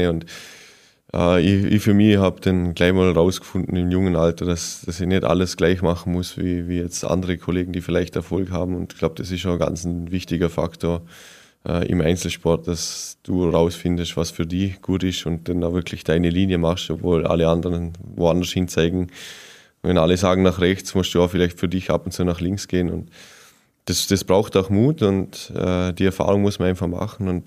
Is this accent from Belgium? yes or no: no; Vorarlberg, Austria; Ja, als Montafon und als Vorarlberger steht man mal zuerst auf die Ski.